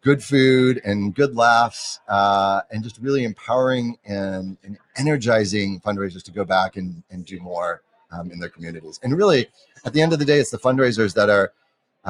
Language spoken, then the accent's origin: English; San Francisco, California, United States; in San Francisco, my hometown